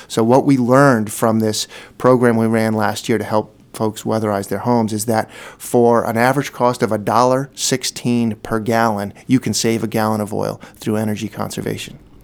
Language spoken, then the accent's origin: English; Brunswick, Maine, United States; now in Portland, United States; I grew up in Brunswick. I, I live in the Portland community now